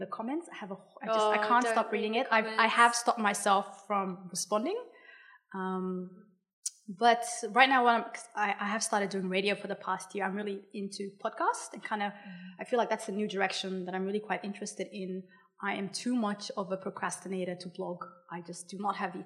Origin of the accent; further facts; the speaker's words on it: Australia; As a non-Indigenous Australian